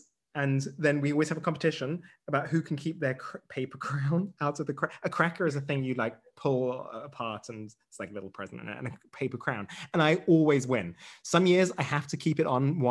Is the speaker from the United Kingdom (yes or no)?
yes; England, United Kingdom; now in Germany; I have British heritage.